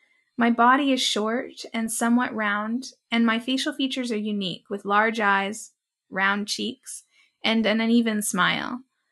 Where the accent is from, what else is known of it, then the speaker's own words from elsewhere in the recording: Robinson-Huron Treaty Territory, Ontario, Canada; now in Edmonton, Canada; I am the daughter of Irish settler and Italian immigrant parents. I was born in Robinson-Huron Treaty Territory, homeland of the Anishinaabek Nation, where I grew up with my toes in the cold waters of Lake Superior.